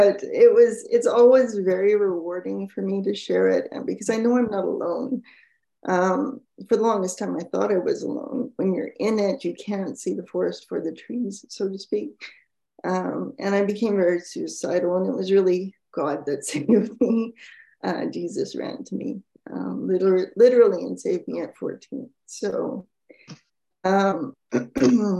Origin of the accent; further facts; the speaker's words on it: Canada; I'm Canadian